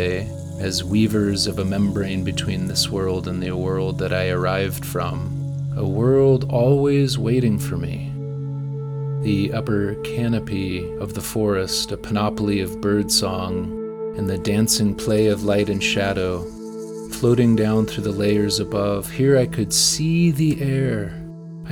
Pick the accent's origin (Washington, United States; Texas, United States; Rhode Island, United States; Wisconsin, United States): Washington, United States; Shoreline; As a child, I grew up in Shoreline, a small community just north of Seattle